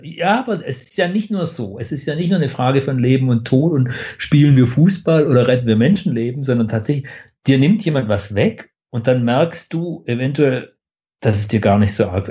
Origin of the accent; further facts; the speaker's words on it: Stuttgart, Baden-Württemberg, Germany; bei uns in Stuttgart im Theaterhaus